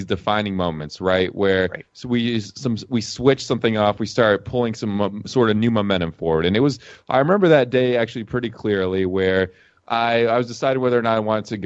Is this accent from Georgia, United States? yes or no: yes; Atlanta, Georgia, United States; moved away as an adult; also born or lived in Lithuania; now in Las Vegas, United States; I was born in a country called Lithuania. It's out in Eastern Europe. And I grew up in the U.S. I mean, I still have the name. I still speak Russian. But other than that, pretty much Americano, born and raised in Atlanta, Georgia